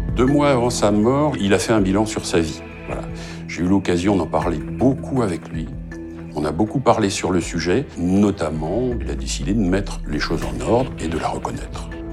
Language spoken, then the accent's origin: French; Brittany, France; chez nous en Bretagne